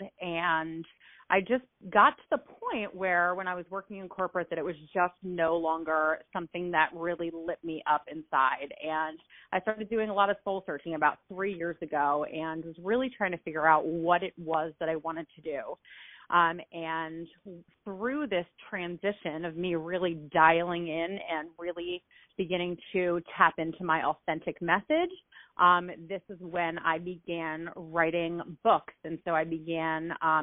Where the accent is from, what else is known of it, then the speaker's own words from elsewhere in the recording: New Jersey, United States; moved away as an adult; also born or lived in Baltimore, Maryland / California; I grew up in South Jersey, right outside of the Philadelphia area